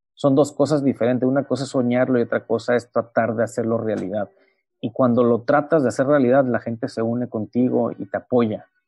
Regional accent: Mexico; also born or lived in Baja California; somos mexicanos

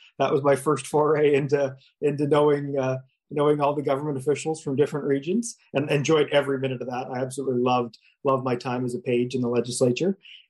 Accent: Saint John, New Brunswick, Canada; also born or lived in Halifax; I grew up in St. John, went to St. John High, studied at UMB.

